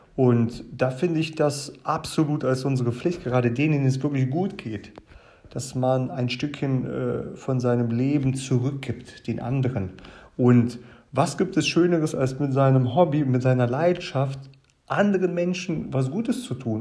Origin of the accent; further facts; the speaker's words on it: Germany; also born or lived in Kazakhstan; Ich bin in Kasachstan geboren, äh, bin mit meinem achten Lebensjahr nach Deutschland gekommen